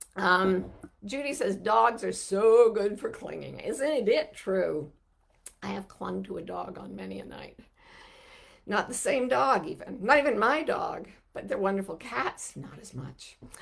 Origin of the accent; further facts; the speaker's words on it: Utah, United States; I grew up in Utah where there, there's no racial diversity to speak